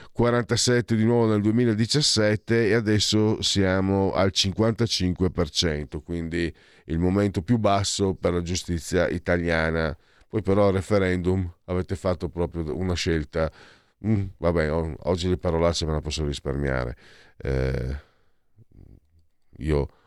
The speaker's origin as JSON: {"language": "Italian", "region": "Friuli-Venezia Giulia", "country": "Italy", "said": "questa donna di, di, delle mie parti, di Budoia, di Aviano"}